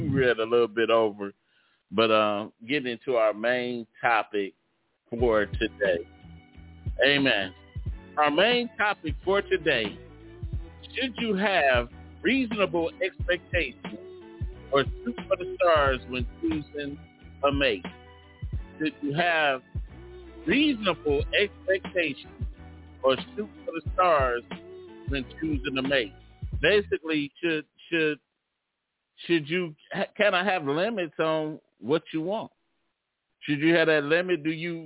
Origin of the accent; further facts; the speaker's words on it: Detroit, Michigan, United States; I'm from Detroit.